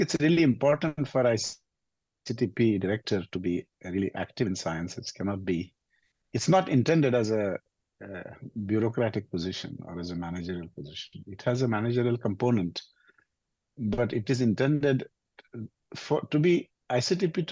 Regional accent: India; moved away as an adult; I also grew up in a small village in India.

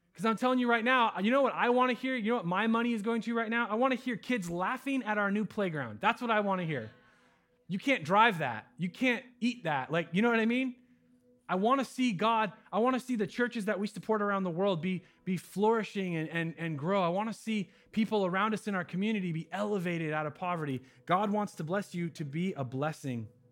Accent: United States; I'm an American

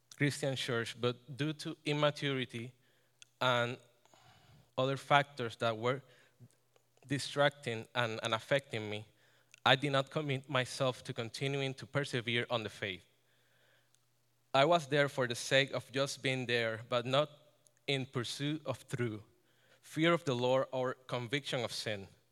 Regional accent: Ponce, Puerto Rico; moved away as an adult; now in Connecticut, United States; I was born and, born and raised in Ponce, Puerto Rico

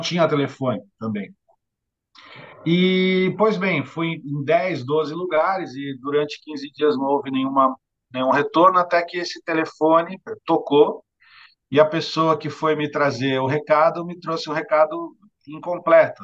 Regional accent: Santos, São Paulo, Brazil; aqui na cidade de Santos, onde eu nasci, onde sempre vivi e, e vivo hoje

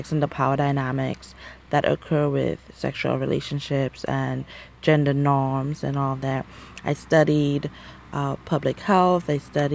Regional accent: St. Lucia; moved away as an adult; also born or lived in United States; growing up in St. Lucia and the Caribbean

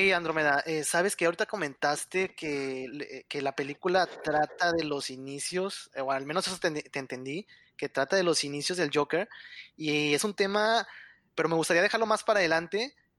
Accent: Monterrey, Nuevo León, Mexico; yo soy de Monterrey, aquí en Monterrey

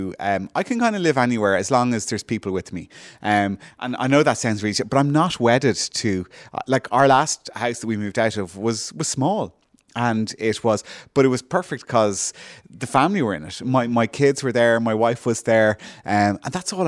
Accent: Ireland; growing up in Malaga, when I was in college, you'd come home

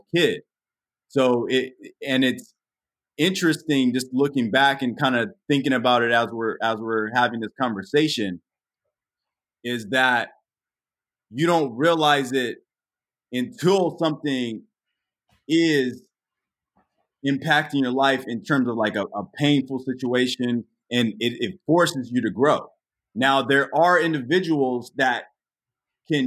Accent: Los Angeles, California, United States; I was born and raised in Northridge

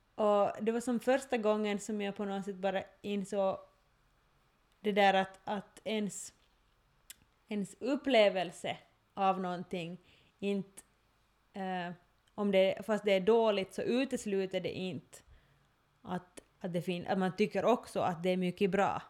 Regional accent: Ostrobothnia, Finland; jag är österbottning, nu känner jag mig som en österbottning, men, men, men det som, just det där att då jag har vuxit upp här

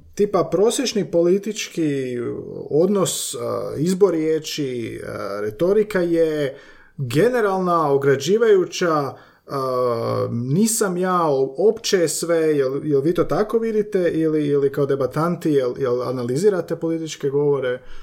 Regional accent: Slavonia, Croatia; ja sam iz Slavonije

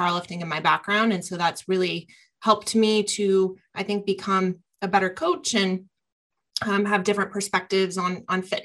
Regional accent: Columbus, Ohio, United States; growing up around the Arnold and Columbus, Ohio is a real, I'd say, mecca of bodybuilders and strength athletes. We also have Westside here in Columbus.

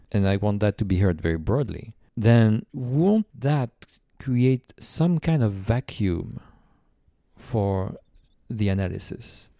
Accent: France; now in United States; I'm from France

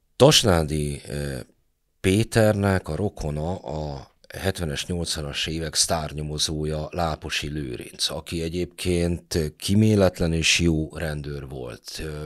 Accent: Budapest, Hungary; Én a hetedik kerületben nőttem fel

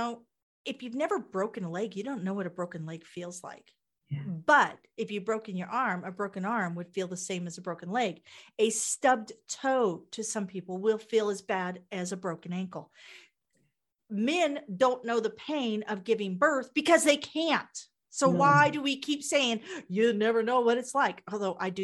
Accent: Kansas, United States; I'm from Kansas

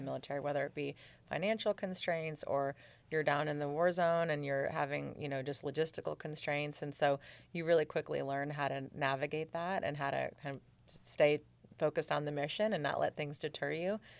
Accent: Seattle, Washington, United States; moved away; also born or lived in Germany / Georgia; I'm from Seattle.

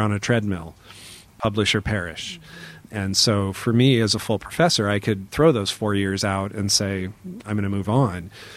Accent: Auburn, Washington, United States; my hometown, which is called Auburn. It's near Seattle

